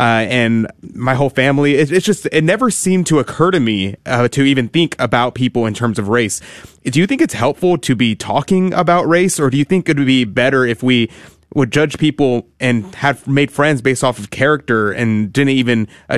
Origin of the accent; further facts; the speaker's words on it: Houston, Texas, United States; Deacon, I grew up in Houston, Texas. I'm 23 years old.